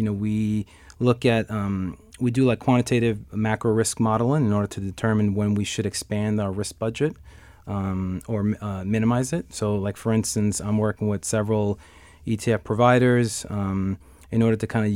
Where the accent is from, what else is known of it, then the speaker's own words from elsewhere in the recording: New York City, New York, United States; I was born and raised in Astoria, Queens